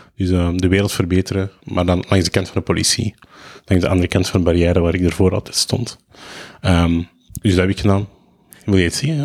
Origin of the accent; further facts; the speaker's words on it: Lebanon; now in Belgium; ik ben Libanees, dus ik spreek veel Arabisch.